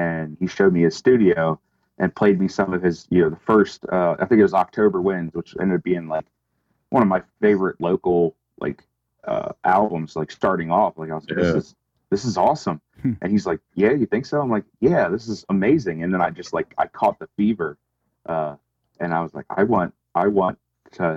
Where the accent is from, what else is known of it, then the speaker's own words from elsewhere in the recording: Cecil County, Maryland, United States; also born or lived in Utah; We moved back when I was very young, so I consider Maryland home, and that's where I reside. I bought a house in my hometown